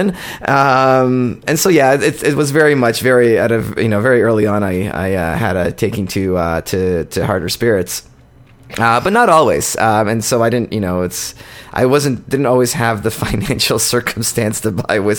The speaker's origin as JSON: {"language": "English", "region": "Ontario", "country": "Canada", "tie": "born or raised there", "also_born_or_lived": "Poland"}